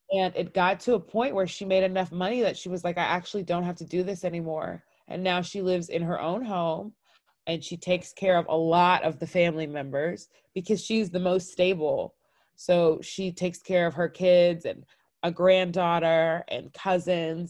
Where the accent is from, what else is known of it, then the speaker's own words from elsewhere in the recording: North Cobb, Georgia, United States; I grew up in North Cobb. We were the only black family in the neighborhood